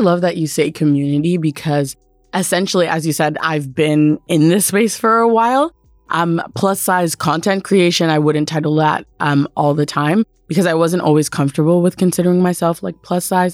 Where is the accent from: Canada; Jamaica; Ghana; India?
Canada; being Canadian